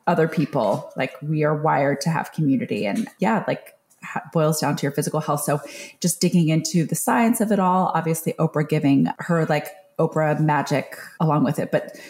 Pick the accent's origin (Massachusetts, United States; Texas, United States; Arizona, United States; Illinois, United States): Texas, United States; San Antonio; moved away; also born or lived in New York City; I grew up in San Antonio where there was a SeaWorld